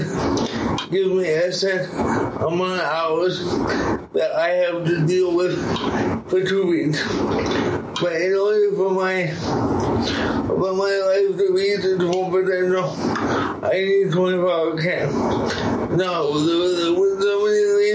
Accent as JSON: {"language": "English", "town": "Winnipegosis", "region": "Manitoba", "country": "Canada", "tie": "born or raised there", "also_born_or_lived": "Dauphin, Manitoba / Miami", "said": "I was born in Dauphin, and then I've been in Winnipegosis for most of my life."}